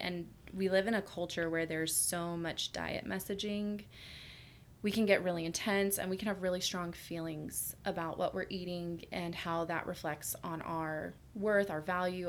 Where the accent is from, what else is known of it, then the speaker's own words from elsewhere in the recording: Houston, Texas, United States; moved away; I'm from Houston, Texas originally, which is the restaurant capital of the South.